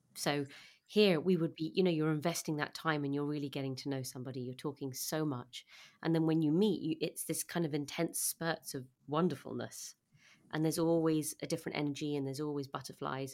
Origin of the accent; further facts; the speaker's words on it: London, United Kingdom; I'm from London